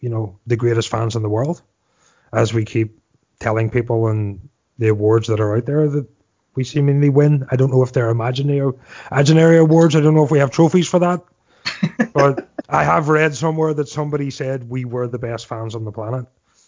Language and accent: English; Northern Ireland, United Kingdom; moved away; I'm from Northern Ireland originally, and it's a heavily political country